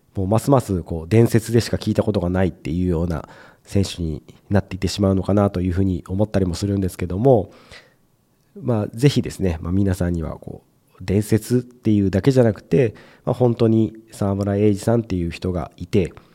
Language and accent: Japanese; Mie, Japan; 僕も同じ三重県